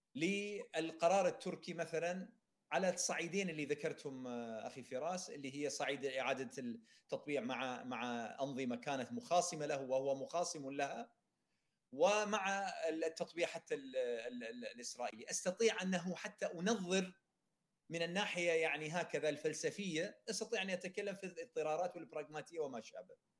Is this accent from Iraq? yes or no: yes; Iraq; انا كعراقي